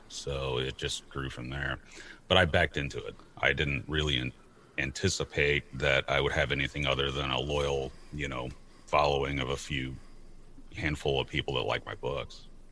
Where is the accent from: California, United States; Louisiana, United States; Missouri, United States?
Missouri, United States; St. Louis; also born or lived in Portland, Oregon; I grew up uh, and I'm born and currently located in St. Louis, Missouri